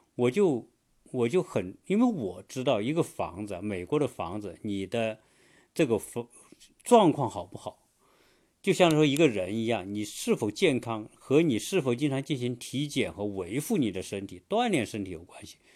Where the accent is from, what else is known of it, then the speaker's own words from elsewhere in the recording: China; now in United States; 我作为中国人